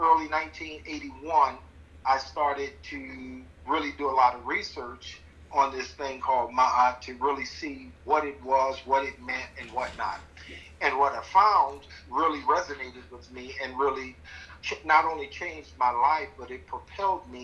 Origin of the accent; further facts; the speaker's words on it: Chicago, Illinois, United States; I was born in 1960 in Chicago, Illinois